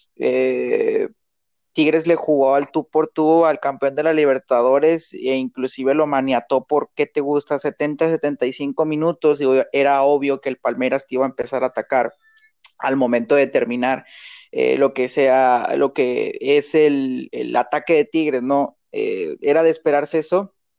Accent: Monterrey, Nuevo León, Mexico; nosotros pues somos de Monterrey

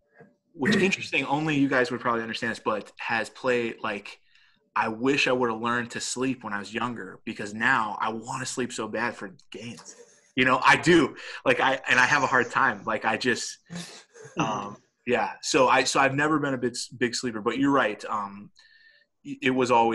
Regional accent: Dallas, Texas, United States; moved away; This is where I grew up in Dallas.

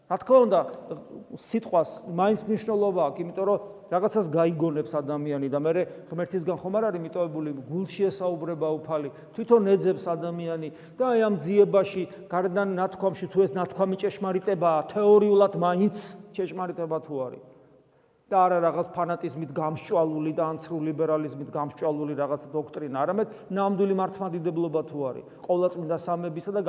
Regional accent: Georgia

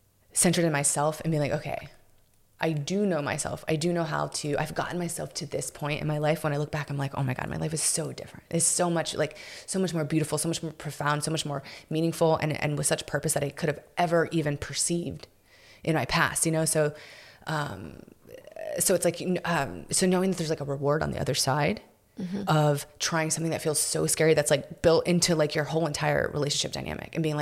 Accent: Houston, Texas, United States; moved away as an adult; also born or lived in South Florida; now in Austin, United States; I'm from Houston, so I had some of my family and, mm-hmm. and stuff there

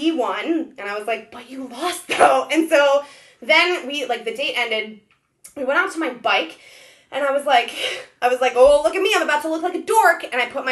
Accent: Ohio, United States; also born or lived in Israel; I was born in Israel, and then I grew up in Ohio.

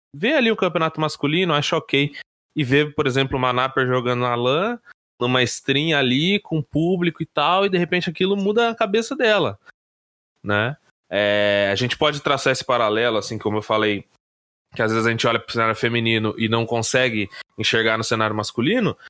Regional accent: Brazil; como brasileiros

